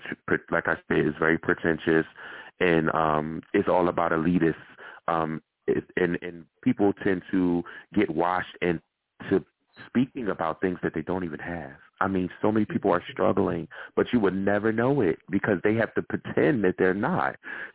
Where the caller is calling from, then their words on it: New York, United States; I'm actually calling from New York right now, but I used to live in L.A.